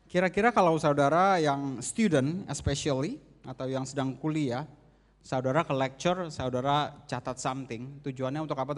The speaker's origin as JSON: {"language": "Indonesian", "region": "Jakarta", "country": "Indonesia", "said": "Ada yang temenin saya, saya asal dari Jakarta."}